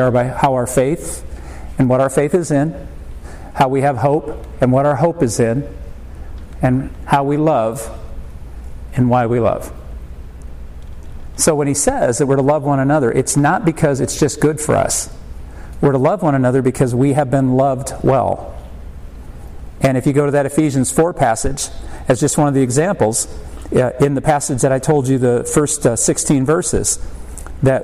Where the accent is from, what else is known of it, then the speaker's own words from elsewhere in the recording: South Bend, Indiana, United States; I was born and raised in South Bend, Indiana